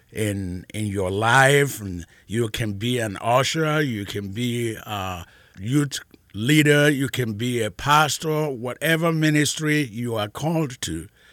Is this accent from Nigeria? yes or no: yes; Nigeria; now in Mansfield; I am originally from Nigeria